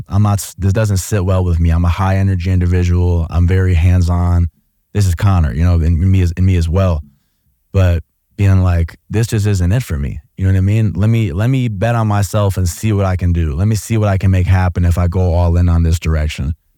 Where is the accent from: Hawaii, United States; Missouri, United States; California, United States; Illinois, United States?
Illinois, United States; Oak Park; moved away as an adult; also born or lived in Columbus, Ohio; I grew up in an area of Chicago called Oak Park, so it's the first suburb off